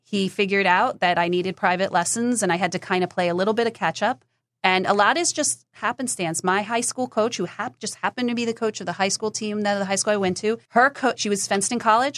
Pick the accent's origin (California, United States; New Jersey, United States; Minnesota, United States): New Jersey, United States; I grew up in New Jersey